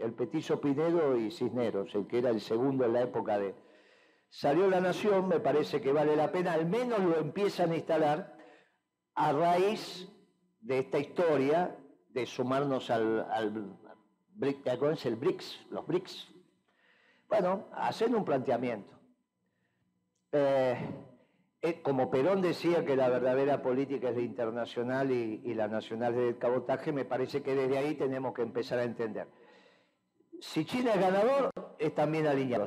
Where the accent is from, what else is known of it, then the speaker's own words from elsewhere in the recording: Buenos Aires, Argentina; moved away as an adult; now in Buenos Aires Province, Argentina; yo era un porteño igual que vos, así que soy, ahora estoy en la provincia de Buenos Aires